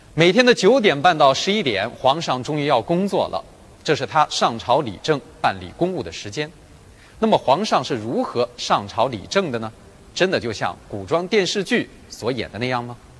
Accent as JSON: {"language": "Chinese", "country": "China", "said": "我们中国人"}